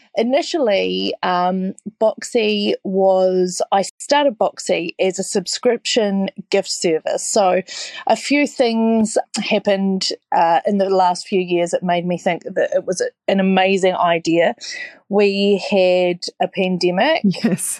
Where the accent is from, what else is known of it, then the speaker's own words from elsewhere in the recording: New Zealand; now in Australia; I'm a Kiwi